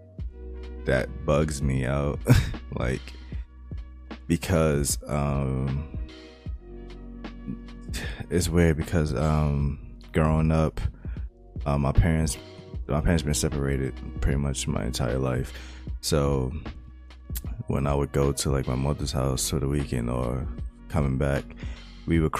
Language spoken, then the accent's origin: English; New York, United States; I've been born and raised in New York